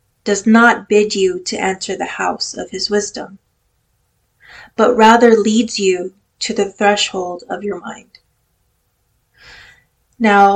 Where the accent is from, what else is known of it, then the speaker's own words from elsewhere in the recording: California, United States; I am Filipino-American, born and raised in California